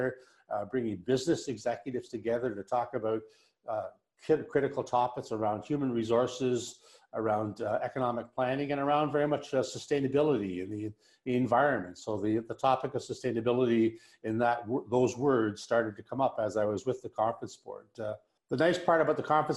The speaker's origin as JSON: {"language": "English", "town": "Toronto", "region": "Ontario", "country": "Canada", "tie": "born or raised there", "also_born_or_lived": "York Region", "said": "Although I have a Newfoundland heritage, I was born in the Toronto area"}